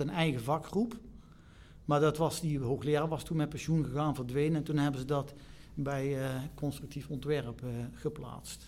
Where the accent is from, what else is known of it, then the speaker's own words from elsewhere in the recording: Eindhoven, North Brabant, Netherlands; ik kom uit Eindhoven. Oh. Dus, Eindhoven. Hier in Tongeren geboren en getogen